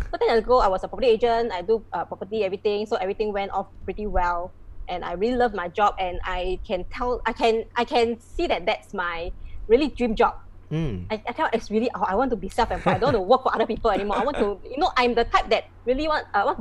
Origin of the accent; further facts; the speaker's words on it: Malaysia; moved away as an adult; also born or lived in Ipoh; now in Singapore; I'm from Malaysia. Right now, I'm already a Singapore citizen